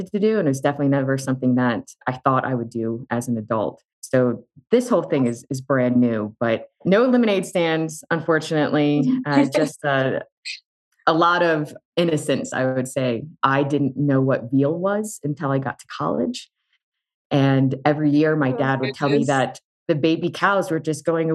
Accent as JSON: {"language": "English", "town": "Charlottesville", "region": "Virginia", "country": "United States", "tie": "born or raised there", "said": "I grew up in Charlottesville, Virginia."}